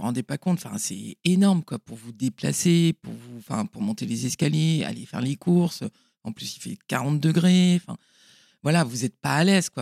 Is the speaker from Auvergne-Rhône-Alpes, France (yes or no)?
no; Paimpol, Brittany, France; je suis née à Paimpol en 1970